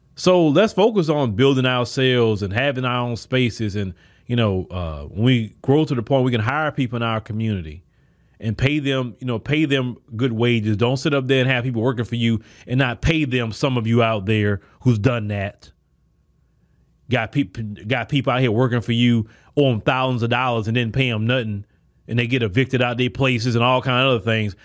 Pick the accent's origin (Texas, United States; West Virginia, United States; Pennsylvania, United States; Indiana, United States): Texas, United States; Port Arthur; I come from Port Arthur, Texas, where not too many people can say